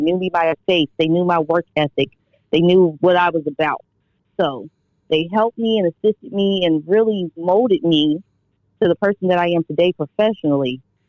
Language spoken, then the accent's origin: English; Trotwood, Ohio, United States; I'm from Trotwood, Ohio, which is a small town city, about 25,000 for the population. I didn't live on a farm, unfortunately. I would have loved to, but I lived in the country. So I grew up, you know, farms right in my backyard.